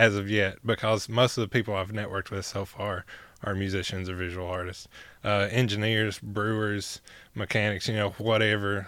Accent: Hancock County, Tennessee, United States; moved away as an adult; now in Knoxville, United States; I'm from Hancock County to Knox County

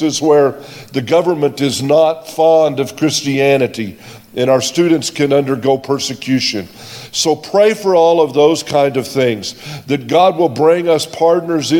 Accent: United States; I'm an American. I'm not from South Africa

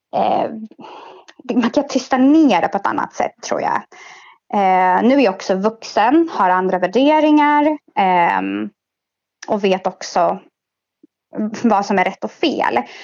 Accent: Stockholm, Stockholm County, Sweden; jag är 27 och är född i Stockholm.

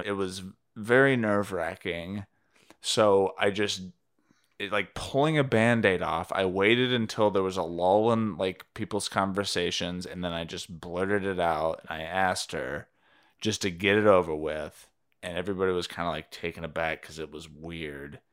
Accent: Cleveland, Tennessee, United States; moved away; this restaurant, Fazoli's, it's a fast food Italian place, uh, in my hometown

